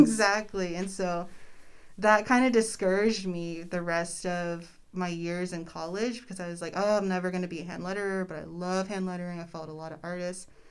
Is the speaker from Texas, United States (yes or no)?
yes; Austin, Texas, United States; moved away as an adult; now in Corpus Christi, United States; I grew up in Austin